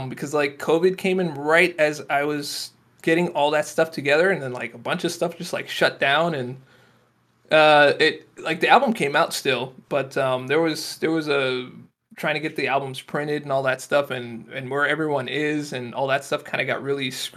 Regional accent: Florida, United States; moved away; I'm from Florida

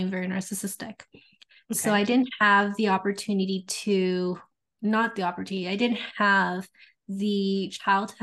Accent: Canada; now in Edmonton, Canada; I am Canadian. I'm on the western side of Canada, so Edmonton, Alberta.

